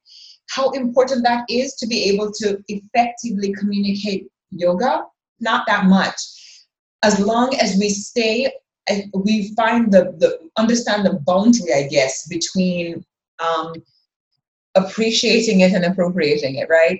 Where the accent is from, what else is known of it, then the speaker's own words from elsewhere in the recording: Jamaica; I am a Jamaican, a Black Jamaican, living here in a country where everybody, not everybody, 90% of the people look like me.